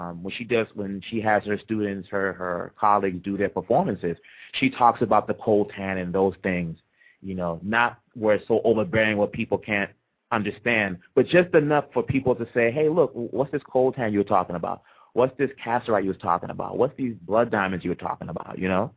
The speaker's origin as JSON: {"language": "English", "region": "Kinshasa", "country": "DR Congo", "tie": "born or raised there", "also_born_or_lived": "Maniema / Kasai", "moved": "yes", "lives_now": "Los Angeles, United States", "said": "I was born in Kinshasa"}